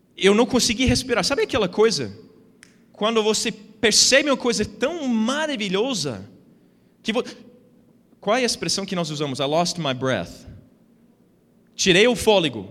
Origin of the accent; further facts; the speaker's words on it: United States; Portuguese is a second language; moved away as an adult; now in Brazil; eu nasci nos Estados Unidos, fui criado lá